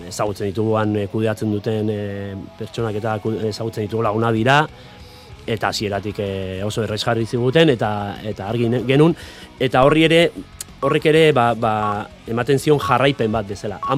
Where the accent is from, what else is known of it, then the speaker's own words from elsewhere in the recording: Pasaia, Basque Country, Spain; ni pasaitarra naiz, paisai San Pedrokoa naiz, eta, bueno, arrantzale eh, herria